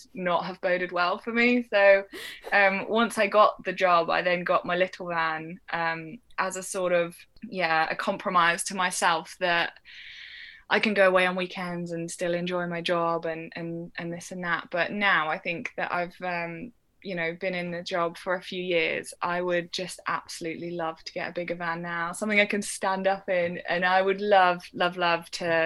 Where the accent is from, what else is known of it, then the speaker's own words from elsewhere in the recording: Shropshire, West Midlands, United Kingdom; I grew up in Shropshire, but right on the Welsh border